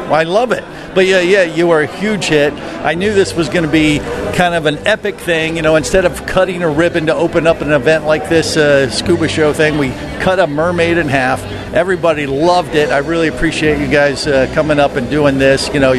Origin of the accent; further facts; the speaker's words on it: Florida, United States; I'm from Florida.